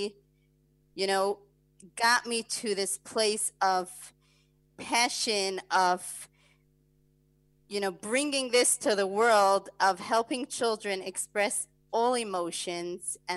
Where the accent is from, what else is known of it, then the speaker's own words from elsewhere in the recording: New Square, New York, United States; I grew up in New Square, Community Square, and I'm the oldest daughter.